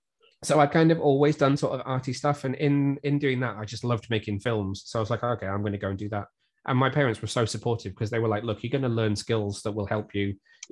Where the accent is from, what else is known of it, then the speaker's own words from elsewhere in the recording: Shrewsbury, West Midlands, United Kingdom; moved away; also born or lived in Newport / Cardiff; I'm just over the border. I'm from Shrewsbury originally